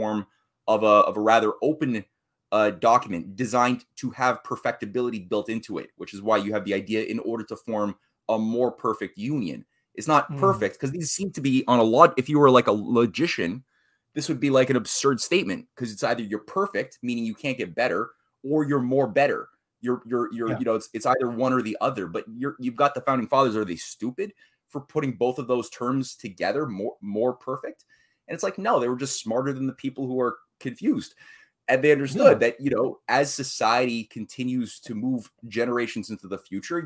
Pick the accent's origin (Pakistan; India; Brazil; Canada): Canada; here I'm a Canadian.